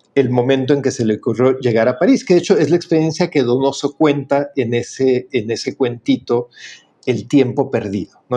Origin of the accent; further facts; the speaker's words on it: Mexico; como decimos en México